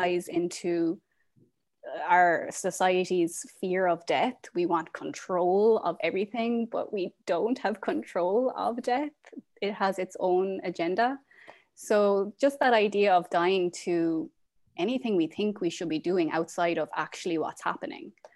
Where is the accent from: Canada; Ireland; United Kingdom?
Ireland; moved away as an adult; now in Portland, United States; I am originally from Ireland. I am currently living in Portland, Oregon